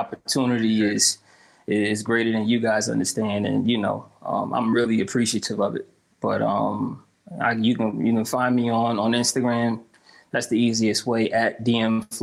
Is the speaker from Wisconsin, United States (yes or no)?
no; Connecticut, United States; born and raised in Connecticut